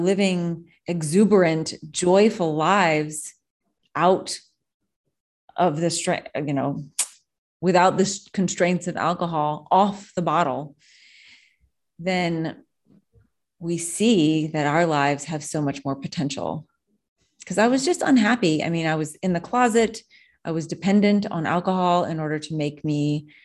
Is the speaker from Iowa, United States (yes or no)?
no; New Orleans, Louisiana, United States; I'm from New Orleans and we were in Florida